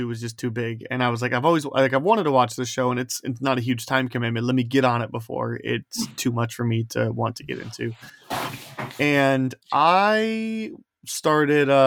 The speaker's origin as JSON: {"language": "English", "area": "near Chicago", "region": "Indiana", "country": "United States", "tie": "born or raised there", "moved": "yes", "lives_now": "Iowa, United States", "said": "I lived 30 minutes from downtown and where I grew up, but just in Indiana"}